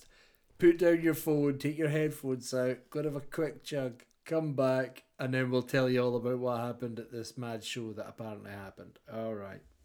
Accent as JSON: {"language": "English", "region": "Scotland", "country": "United Kingdom", "said": "as a Scotsman"}